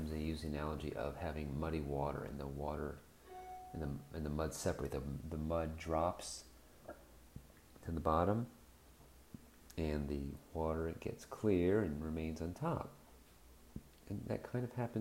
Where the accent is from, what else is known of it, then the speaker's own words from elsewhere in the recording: Florida, United States; growing up in Florida, growing up in a Jewish family